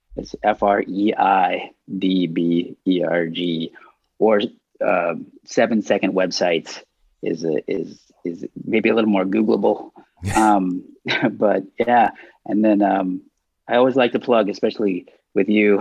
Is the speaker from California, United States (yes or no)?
no; Dallas, Texas, United States; I grew up in Dallas